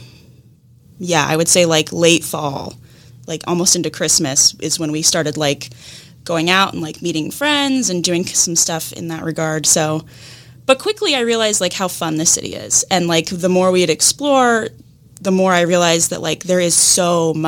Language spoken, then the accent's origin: English; Seattle, Washington, United States; moved away as an adult; now in Jacksonville, United States; I'm from Seattle. So we moved from Seattle to here.